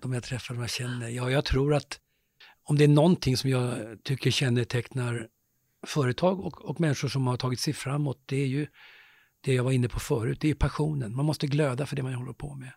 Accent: Stockholm, Stockholm County, Sweden; där växte jag upp i Vällingby, jag och min bror, i ganska enkla förhållanden. I en lägenhet nere i Grimsta

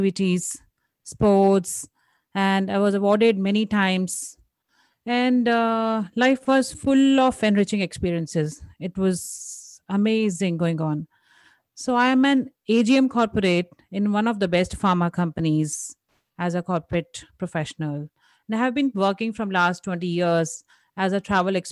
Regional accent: India; Being an Indian woman

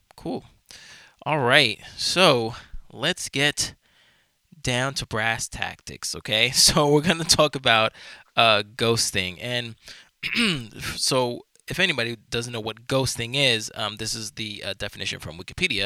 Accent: New York, United States; I'm from New York, I have been my entire life

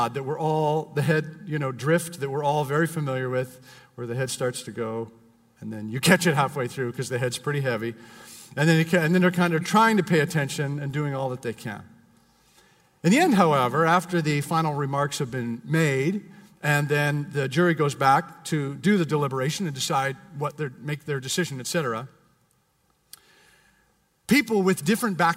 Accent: Canada; now in United States; I'm Canadian

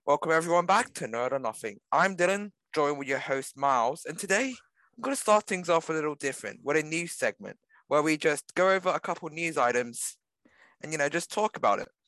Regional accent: Australia; we're Australian.

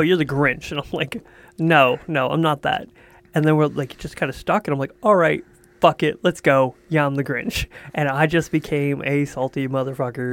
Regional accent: Quebec, Canada; I'm from Quebec.

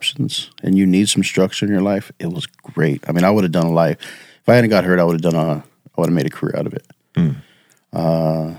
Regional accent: Salinas, California, United States; moved away; A city called Salinas in Central California.

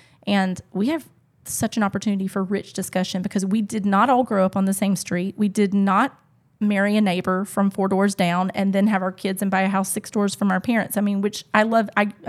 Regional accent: the Bible Belt, United States; now in Casablanca, Morocco; I come from the Bible Belt.

